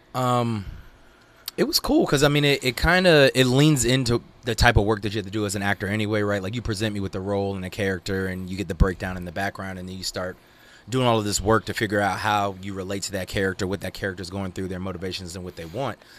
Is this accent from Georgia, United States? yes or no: yes; Georgia, United States; also born or lived in Virginia; now in Los Angeles, United States; I moved here from Virginia, originally Georgia